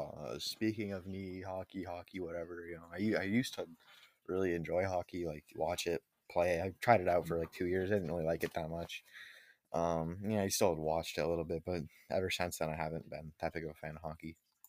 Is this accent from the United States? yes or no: yes; Milton, Vermont, United States; also born or lived in Burlington; All right, I was born in Burlington at the hospital that used to be Fellow Child and Healthcare on October 15th, 2006. I was 9 pounds, 14 ounces when I was born, so pretty heavy. I grew up in Milton with my mom, dad, my brother, and sister.